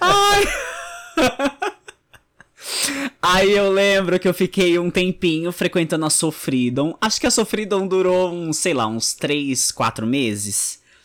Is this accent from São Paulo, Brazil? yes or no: yes; Guarujá, São Paulo, Brazil; no Guarujá, que é de onde eu sou